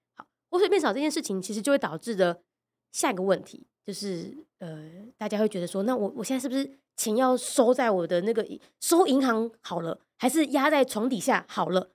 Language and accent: Chinese; Taiwan; 我们台湾人